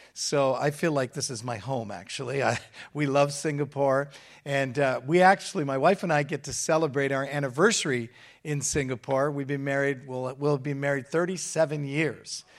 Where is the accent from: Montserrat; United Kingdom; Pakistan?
United Kingdom; England; now in Hamilton, Canada; I'm British. I was born in England.